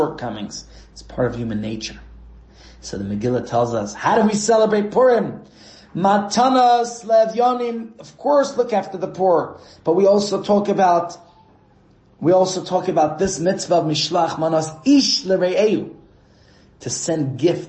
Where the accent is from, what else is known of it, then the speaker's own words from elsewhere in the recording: New York City, New York, United States; moved away; I grew up in Brooklyn, New York, where our homes are attached to each other